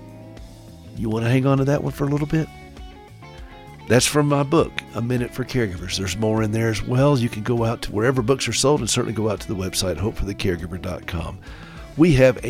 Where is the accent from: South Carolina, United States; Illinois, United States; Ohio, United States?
South Carolina, United States; Anderson; moved away; my hometown in Anderson, South Carolina